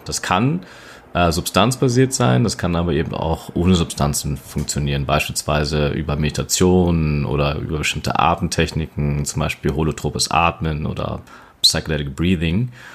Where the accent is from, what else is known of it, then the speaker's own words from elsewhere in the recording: Berlin, Germany; ich bin ein Berliner Junge, born and raised in Berlin Steglitz und ähm, genau schon immer eigentlich letztendlich hier in Berlin auch verwurzelt